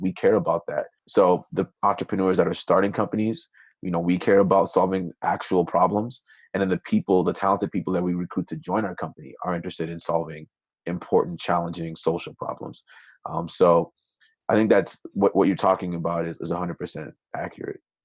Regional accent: Minnesota, United States; also born or lived in Nigeria; ended up immigrating to the United States when I was six with my family. Grew up in Minnesota

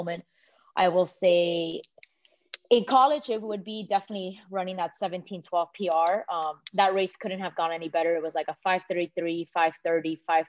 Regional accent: Miami, Florida, United States; now in Atlanta, United States; growing up in Miami

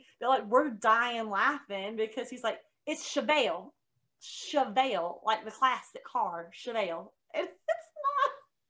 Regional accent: the South, United States; accent: Southern

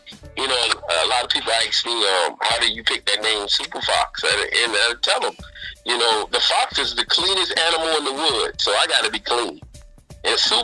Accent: West Palm Beach, Florida, United States; West Palm Beach, 561 Florida. Shout out. That's my hometown

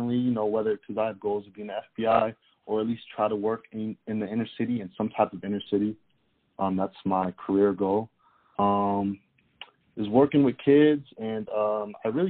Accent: Germany; moved away; I'm from Germany

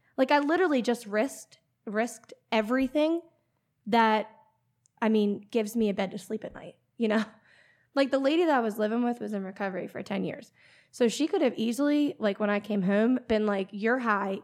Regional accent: Pennsylvania, United States; accent: PA; moved away as an adult; also born or lived in Florida; born and raised in Pennsylvania, lived there till, I would say, about twenty years old

